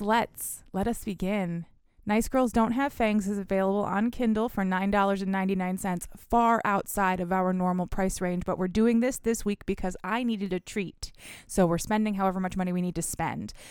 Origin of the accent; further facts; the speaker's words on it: Michigan, United States; also born or lived in Philadelphia; we are from Michigan